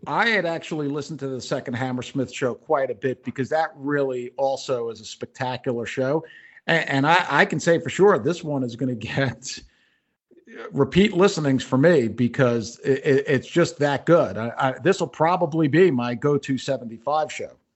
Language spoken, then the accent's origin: English; Long Island, New York, United States; I grew up on Long Island. I went to Herrick's High School.